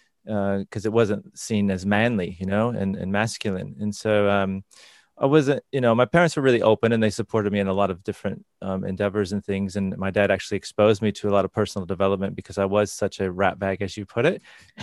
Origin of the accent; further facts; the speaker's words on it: Indiana, United States; I grew up in Northern Indiana, so in the middle of America.